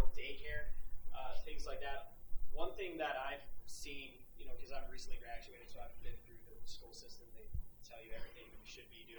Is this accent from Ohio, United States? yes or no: yes; Cleveland, Ohio, United States; I'm from Cleveland.